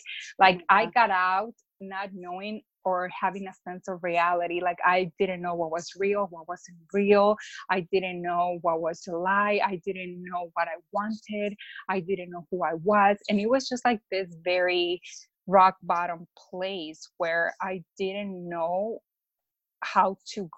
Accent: Mexico; now in Chicago, United States; I'm from Mexico, but I live in Chicago

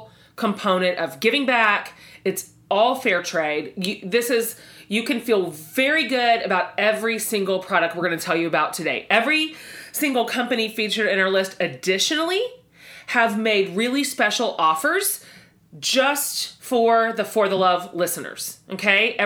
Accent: Texas, United States; us Texans

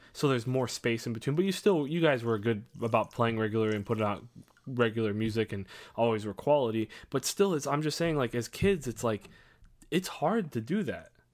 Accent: Crown Point, Indiana, United States

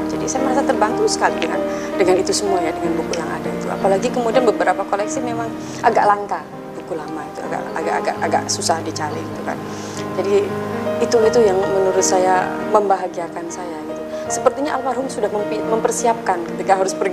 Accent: Balerante, Central Java, Indonesia; Desa saya Balerante, Balerante nanti punya perpustakaan yang kemudian orang dari mana pun bisa datang ke situ ketika membutuhkan.

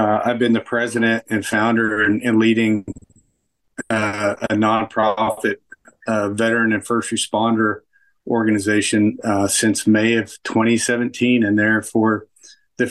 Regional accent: Mustang, Oklahoma, United States; also born or lived in Kansas City; So I am from Mustang, Oklahoma

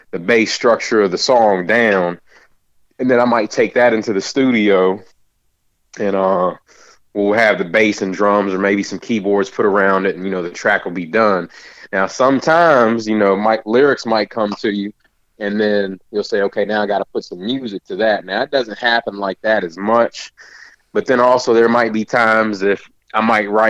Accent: Maryland, United States; also born or lived in California; now in Winchester, United States; I was originally from Maryland, went to California for a little bit and then came back to Kentucky. But I've always lived here in Winchester.

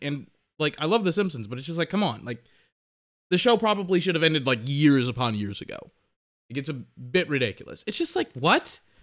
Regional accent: Texas, United States; I'm from Texas

